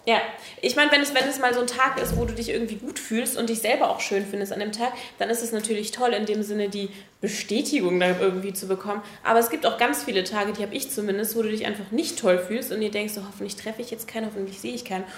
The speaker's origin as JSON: {"language": "German", "country": "Germany", "tie": "born or raised there", "said": "da, wo ich aufgewachsen bin, ist das in der Nähe von der holländischen Grenze"}